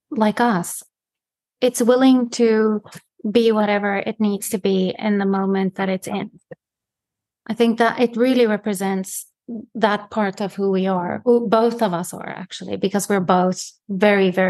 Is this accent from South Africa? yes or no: yes; South Africa; moved away; and it's the same for me you know when i go back to south africa i hardly sometimes understand what people are saying because the language actually changed so much in the uh, almost 20 years that I haven't been there.